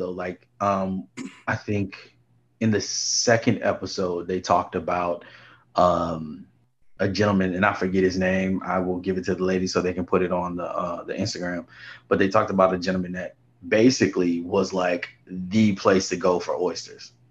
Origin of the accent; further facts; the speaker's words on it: New Orleans, Louisiana, United States; born there; also born or lived in Houston; I was born in New Orleans and spent most of my summers back and forth between Houston and New Orleans.